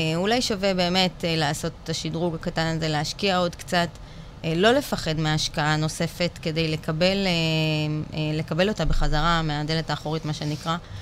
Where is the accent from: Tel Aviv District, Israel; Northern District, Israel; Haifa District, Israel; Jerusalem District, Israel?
Tel Aviv District, Israel; Bat Yam; now in Holon, Israel; גדלתי בבת ים, היום אני גרה בחולון